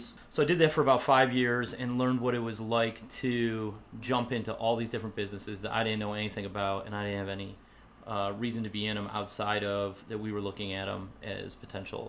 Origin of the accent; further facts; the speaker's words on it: Canandaigua, New York, United States; moved away as an adult; also born or lived in Rochester, New York; now in Buffalo, United States; I am originally from Canandaigua.